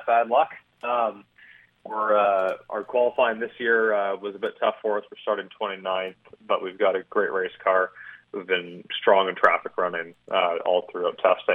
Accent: Canada; moved away as an adult; now in Indianapolis, United States; as a Canadian

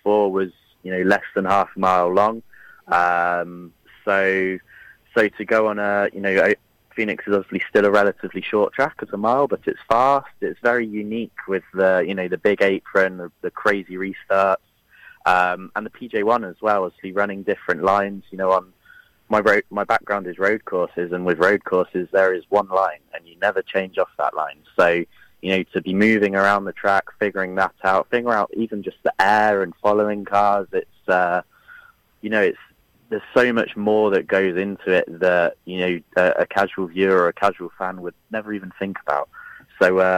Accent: United Kingdom; coming from the UK

